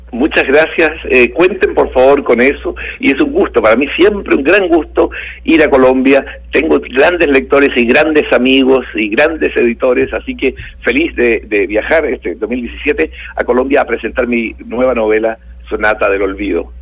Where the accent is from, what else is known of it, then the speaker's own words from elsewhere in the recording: Chile; moved away as an adult; also born or lived in Cuba; now in Olmué, Chile; mi país natal, el país donde, de donde yo venía, que era Chile